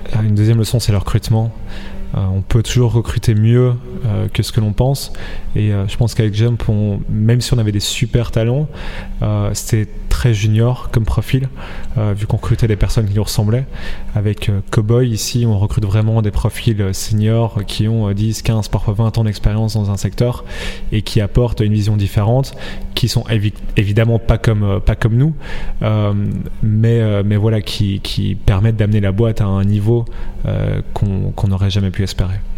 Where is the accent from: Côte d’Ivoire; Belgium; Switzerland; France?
Belgium; on est belge, on vient de la même région